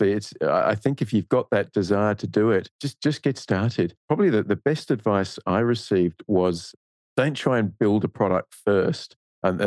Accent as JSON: {"language": "English", "country": "Australia", "accent": "Australian", "moved": "yes", "lives_now": "Singapore", "said": "you can probably tell by my accent, I'm Australian"}